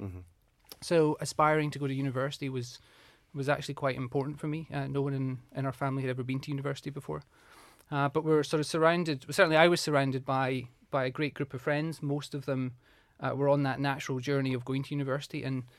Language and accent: English; Moniaive, Scotland, United Kingdom; So I'm from Scotland, from the southwest of Scotland. I was brought up in a really small town, a rural town called Monyive in the southwest. Really small, only about 450 people. So my dad was a farmer.